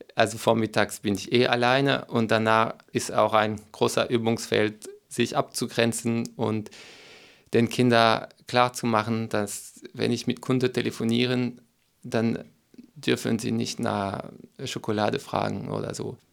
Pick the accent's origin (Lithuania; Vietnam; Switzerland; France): France; German is a second language; moved away as an adult; also born or lived in Berlin, Germany; now in Sieben Linden, Germany; Ich komme aus Frankreich und habe nach acht Jahren Deutschland den Weg zum Ökodorf gefunden